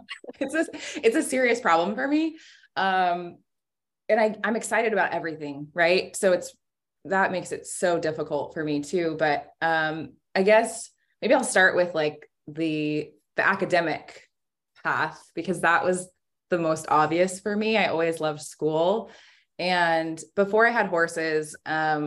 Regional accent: Sacramento, California, United States; I'm from Sacramento

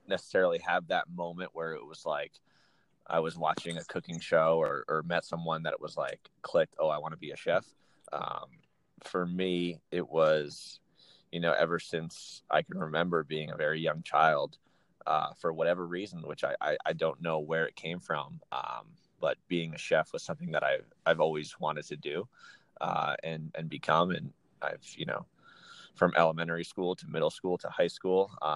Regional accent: Reading, Pennsylvania, United States; now in Pittsburgh, United States; I'm originally from Pennsylvania, but I'm from the other side of the state. I'm from Reading, Pennsylvania

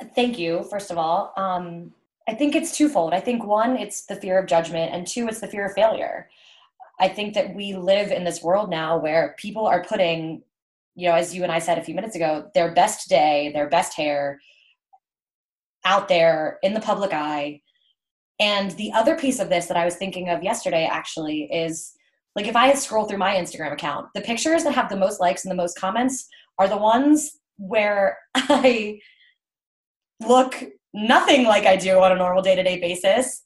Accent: Baltimore, Maryland, United States; I'm from the Baltimore area and kind of stayed local through school

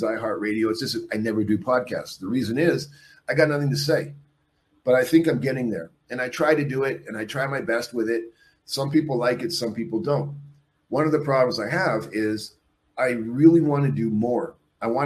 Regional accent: Canada; also born or lived in Mexico; I'm a Canadian who left Mexico. I'm a Mexican citizen.

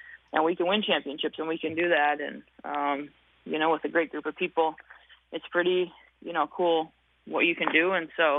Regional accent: Hutchinson, Minnesota, United States; growing up in Hutchinson, Minnesota, like, you just, I wasn't a kid from the metro

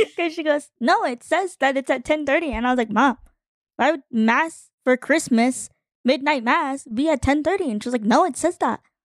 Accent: Arizona, United States; also born or lived in Guam; I grew up in Arizona, like, away from my family

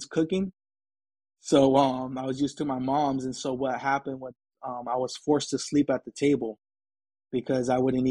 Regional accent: San Diego, California, United States; also born or lived in Brawley, California; I was raised in San Diego

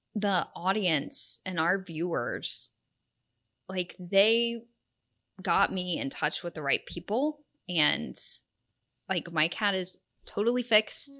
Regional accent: Houston, Texas, United States; moved away as an adult; also born or lived in Lubbock, Texas / Mississippi / Abilene, Texas; now in San Antonio, United States; I grew up in the Houston area

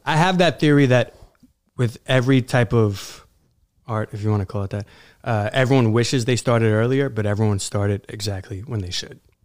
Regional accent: New York City, New York, United States; I grew up in Queens

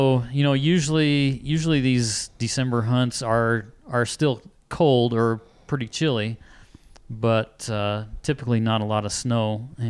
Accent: Colorado, United States; now in New Mexico, United States; I grew up in Colorado

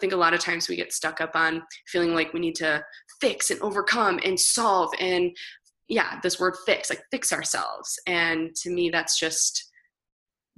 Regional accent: Michigan, United States; I was born in a small town. I'm from Michigan

